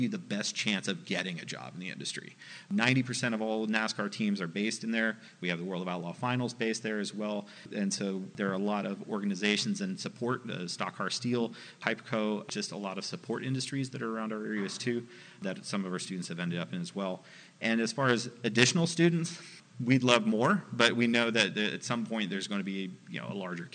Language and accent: English; California, United States; moved away; originally I came from California, I had no contacts in the industry